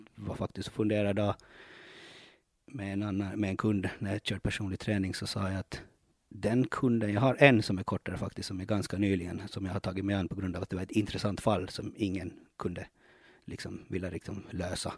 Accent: Ostrobothnia, Finland; now in Åland, Finland; jag är ju uppväxt i Finland, eh, uppväxt i Österbotten

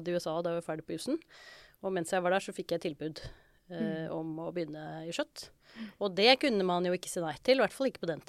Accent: Oslo, Norway; Jeg vokste jo opp på Oslo vest, og da var det ganske mange som skulle begynne på jussen.

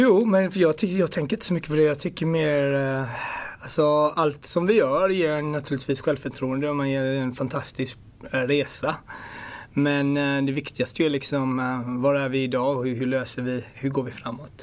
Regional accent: Ethiopia; also born or lived in Gothenburg, Sweden; now in London, United Kingdom; jag kommer från Etiopien

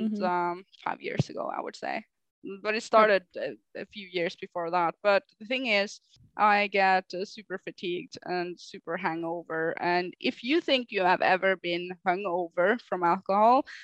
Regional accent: Northern Norway, Norway; we are from Northern Norway

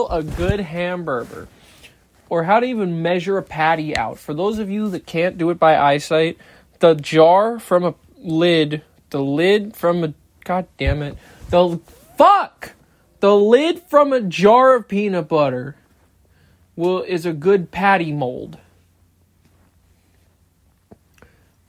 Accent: United States; It's not my fault I'm American

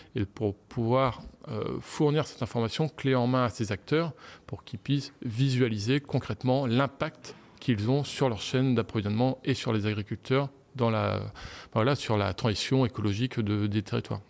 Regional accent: Lille, Hauts-de-France, France; moved away; je suis de, je suis de, de Lille, des environs de Lille.

